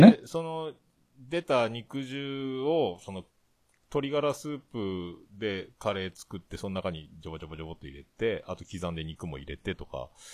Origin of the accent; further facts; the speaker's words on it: Fukuoka, Japan; 福岡県、市、市内。市内だったら僕と一緒